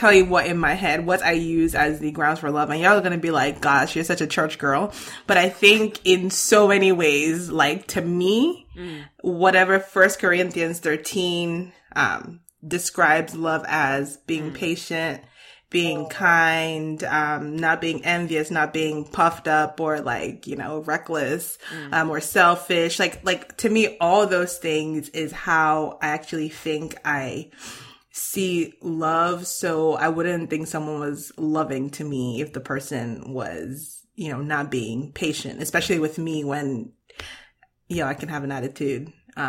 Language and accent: English; Ghana; I'm from Ghana.